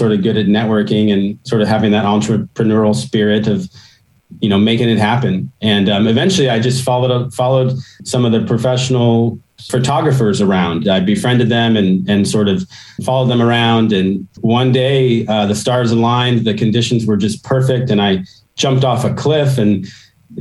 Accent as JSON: {"language": "English", "town": "Pismo Beach", "region": "California", "country": "United States", "tie": "born or raised there", "also_born_or_lived": "El Dorado Hills, California", "said": "I grew up on the Central Coast in a small town, Pismo Beach, California"}